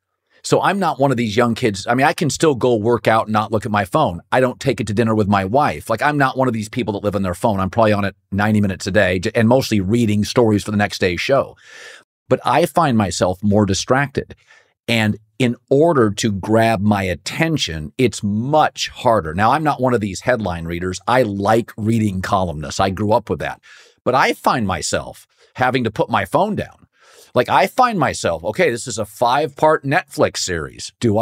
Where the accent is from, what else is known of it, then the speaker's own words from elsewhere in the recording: Pacific Northwest, United States; because I grew up in the Pacific Northwest, where, as you know, and there's a lot of soccer.